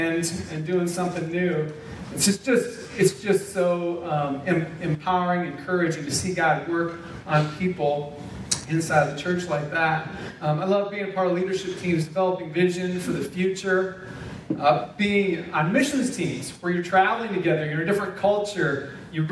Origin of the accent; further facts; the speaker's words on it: South Dakota, United States; moved away; also born or lived in Minnesota / Indiana; we had local church families where we grew up in South Dakota, where I got saved and was baptized